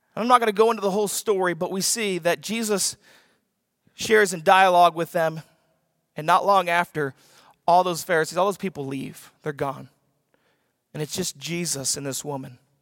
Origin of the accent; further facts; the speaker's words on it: the South, United States; I'm from the South